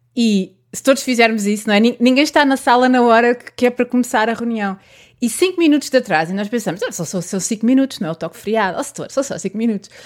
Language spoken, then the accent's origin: Portuguese; Santarém, Santarém District, Portugal; sou de Santarém